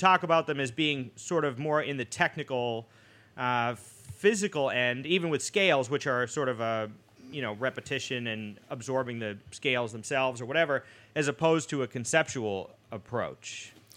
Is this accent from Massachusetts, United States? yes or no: yes; Boston, Massachusetts, United States; moved away; growing up in Boston